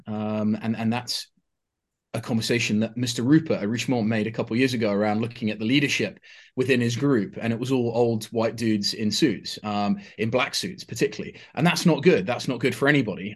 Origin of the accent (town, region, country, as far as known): United Kingdom